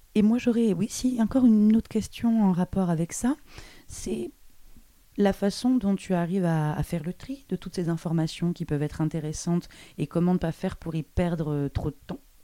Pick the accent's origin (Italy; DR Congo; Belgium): Belgium; Brussels, Brussels-Capital Region; also born or lived in Paris; Bruxelles d'où je viens